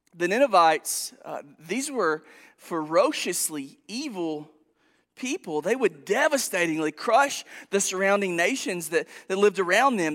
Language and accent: English; Princeton, Kentucky, United States; moved away as an adult; also born or lived in Arizona; now in Paducah, United States; I'm from Princeton originally